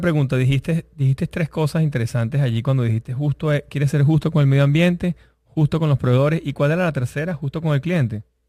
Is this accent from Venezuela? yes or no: yes; Venezuela; moved away; nosotros venimos de Venezuela